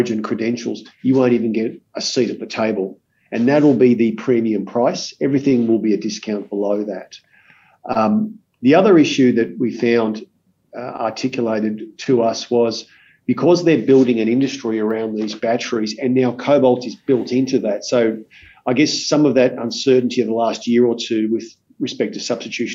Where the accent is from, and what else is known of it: Australia